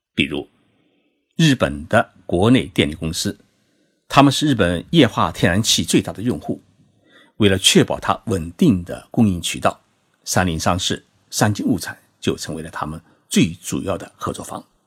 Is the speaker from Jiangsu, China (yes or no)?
no; Zhoushan, Zhejiang, China; 我的老家是在浙江省舟山市，那是一个群岛城市